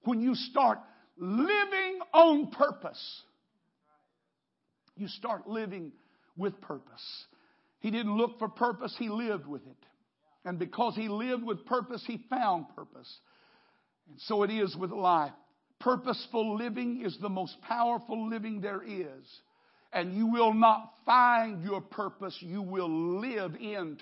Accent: United States; I'm an American

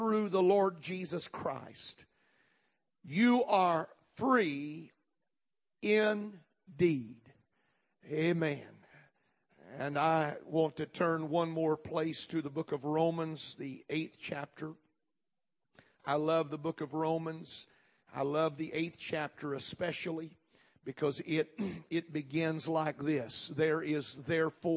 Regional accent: United States

